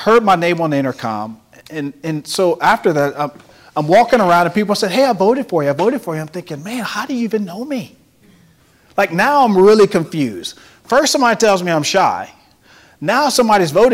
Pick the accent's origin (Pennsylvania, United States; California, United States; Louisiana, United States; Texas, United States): Louisiana, United States; Carencro; growing up in Caracro and being a shy kid